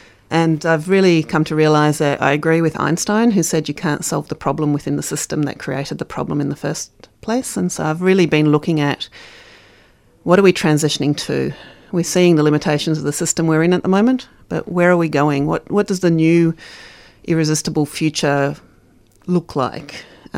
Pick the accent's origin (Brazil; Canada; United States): Brazil; also born or lived in South Africa; now in Australia; I was born in South Africa. I grew up in Brazil, moved to Australia in 82 from Dutch parents.